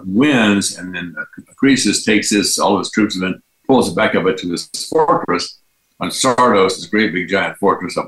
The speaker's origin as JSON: {"language": "English", "region": "Texas", "country": "United States", "said": "I'm from Texas"}